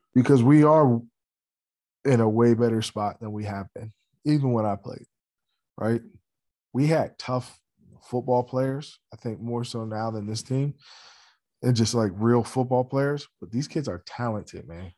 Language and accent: English; Steelton, Pennsylvania, United States; I grew up in Stilton, you know, it's fifteen, twenty miles away